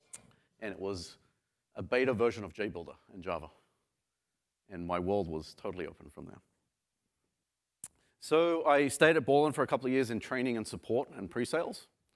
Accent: Sydney, New South Wales, Australia; So I grew up in Sydney and I tried to find a picture from the 80s of what Australia looked like

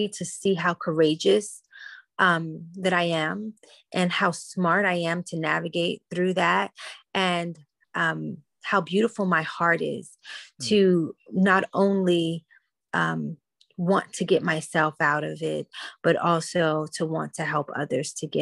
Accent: Washington, District of Columbia, United States; I grew up in Washington, D.C. when it was the murder capital

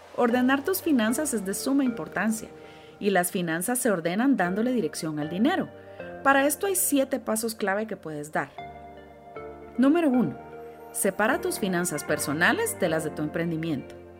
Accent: Guatemala; Como guatemaltecos

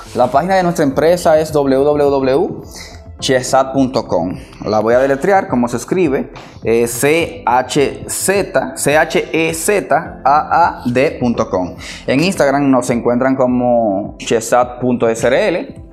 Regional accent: Dominican Republic; soy dominicano hasta tambora.

